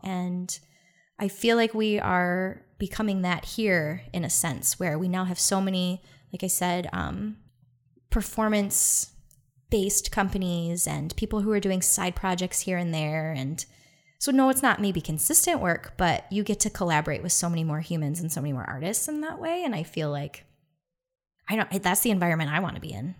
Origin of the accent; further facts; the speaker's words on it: Detroit, Michigan, United States; I'm from Detroit